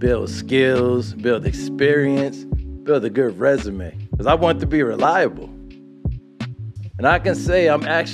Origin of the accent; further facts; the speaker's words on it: New York City, New York, United States; growing up in Brooklyn, growing up in Brooklyn